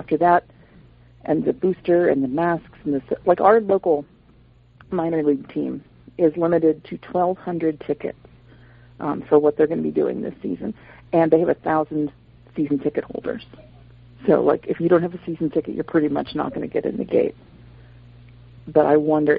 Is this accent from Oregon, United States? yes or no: no; Florida, United States; I grew up in Florida